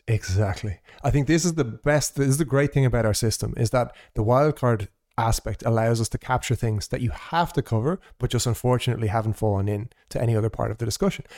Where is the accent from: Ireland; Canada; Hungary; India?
Ireland; also born or lived in Portugal; as an Irish person